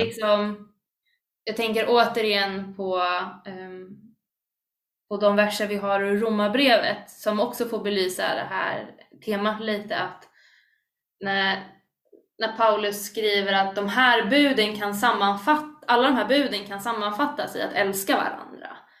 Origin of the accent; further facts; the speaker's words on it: Stockholm, Stockholm County, Sweden; Jag är inte bara kristen, utan jag är stockholmare